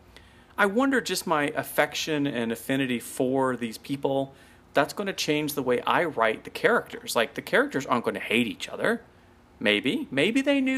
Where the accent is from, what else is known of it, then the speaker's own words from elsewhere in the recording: United States; as an American